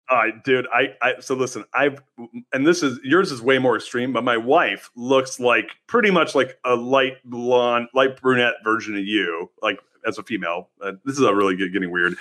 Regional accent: Southern California, United States; also born or lived in San Francisco; now in Austin, United States; I grew up in Southern California

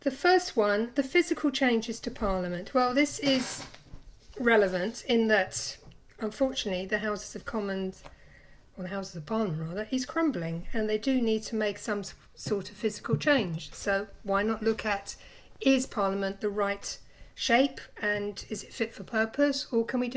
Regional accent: London, United Kingdom; moved away; I'm originally from London

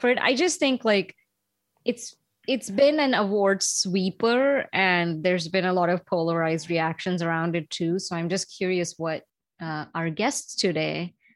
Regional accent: India; moved away; growing up in India

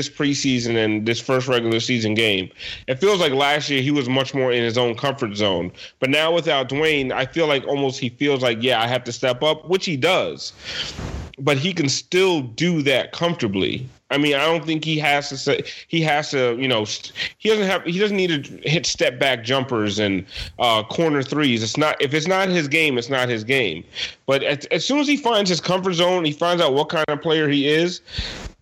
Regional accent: Coral Springs, Florida, United States; We both grew up in Coral Springs

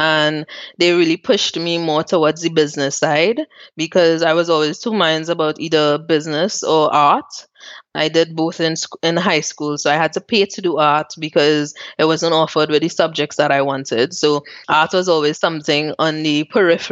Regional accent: Trinidad & Tobago; moved away as an adult; also born or lived in Port of Spain, Trinidad and Tobago; now in Zurich, Switzerland; I grew up in Mova, which is a place that the news always portrays as one of the worst places

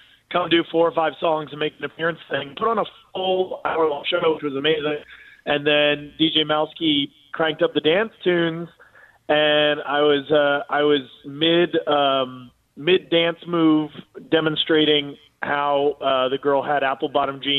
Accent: Los Angeles, California, United States; born and raised in Los Angeles, California, and worked in Hollywood

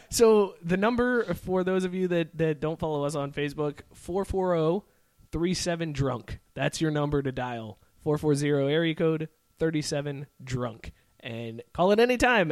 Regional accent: Youngstown, Ohio, United States; moved away; my hometown in Youngstown

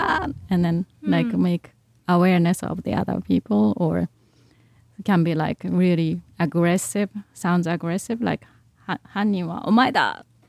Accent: Nara, Japan; I'm from Mara, by the way, everybody.

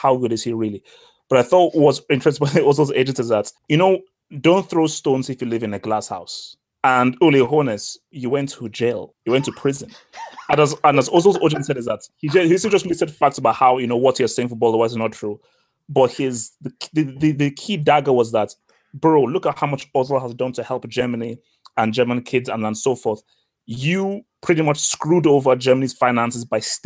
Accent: Nigeria; I'm just a Nigerian

